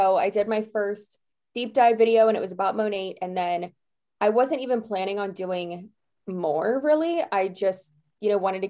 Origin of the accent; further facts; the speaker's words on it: Florida, United States; Yes, I am.